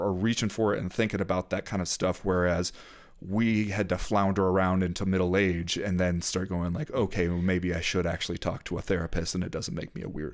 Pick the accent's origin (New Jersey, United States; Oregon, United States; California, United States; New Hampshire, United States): California, United States; Southern; I grew up mostly in Southern California